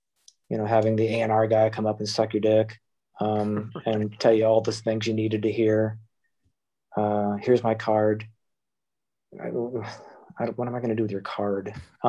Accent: Ohio, United States; born there; also born or lived in Michigan; now in Boston, United States; I was born in Ohio, moved to Michigan, ended up going to the military, spending time in Kansas, Oklahoma, New Jersey, Texas. Eventually went back to Michigan to go to art school

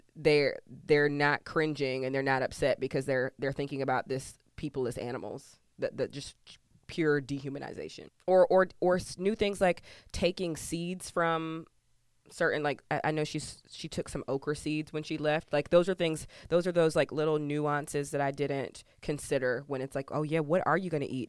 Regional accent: Georgia, United States; I'm from Georgia

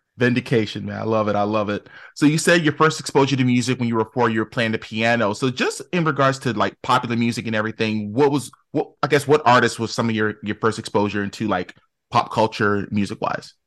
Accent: Newark, New Jersey, United States; I grew up in Newark

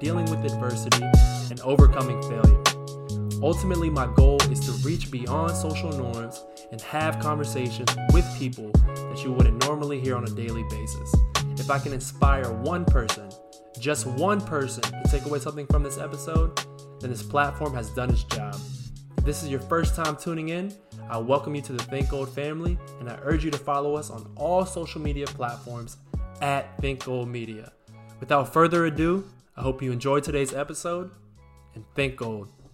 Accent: Northern Virginia, United States; moved away as an adult; also born or lived in Rhode Island; I'm from Northern Virginia

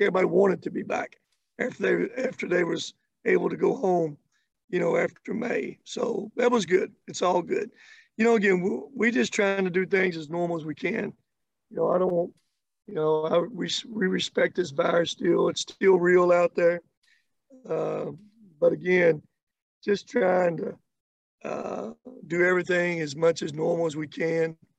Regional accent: Kentucky, United States; I grew up in Kentucky. Uh, I grew up just not in Kentucky, but out in the country.

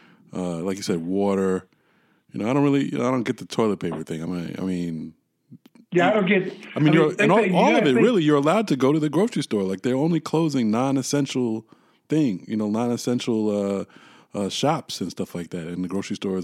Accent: United States; as an American

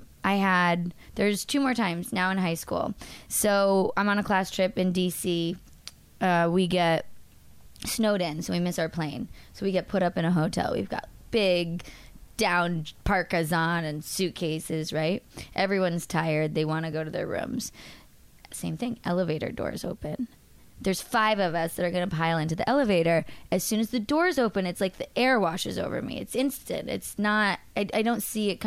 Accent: Massachusetts, United States; I'm from Massachusetts

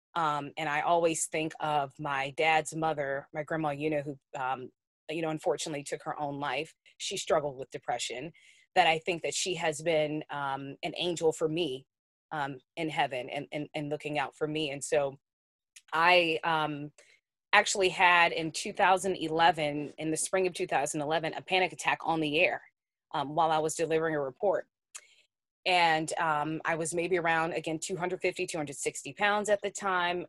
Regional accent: New Orleans, Louisiana, United States; I grew up in New Orleans, on the West Bank of the New Orleans metro area

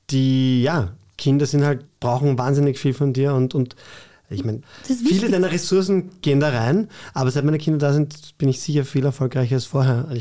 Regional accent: Vienna, Austria; Ich bin in Floridsdorf aufgewachsen, das ist ein bisschen anders.

